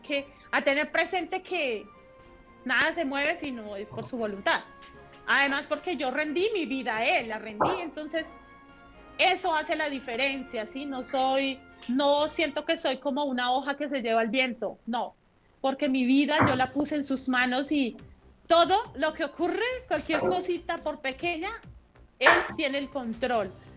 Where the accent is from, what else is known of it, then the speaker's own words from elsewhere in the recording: Puente Nacional, Santander, Colombia; mi historia empieza eh, hace algunos años por allí en Puente Nacional Santander